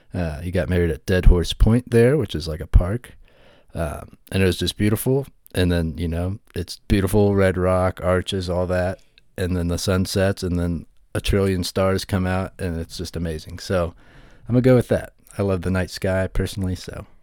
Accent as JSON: {"language": "English", "region": "West Virginia", "country": "United States", "tie": "born or raised there", "moved": "as an adult", "lives_now": "Colorado, United States", "said": "I grew up and I'm from West Virginia in the United States, and recently moved to Colorado"}